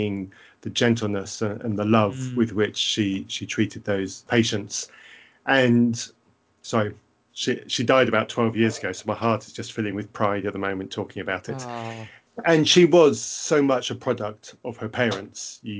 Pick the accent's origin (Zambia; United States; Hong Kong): Zambia; I had the pleasure of growing up in Zambia. I come from a missionary family who grew up in Zambia.